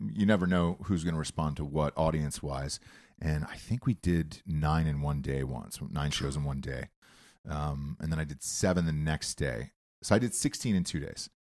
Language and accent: English; Georgia, United States; I'm from Georgia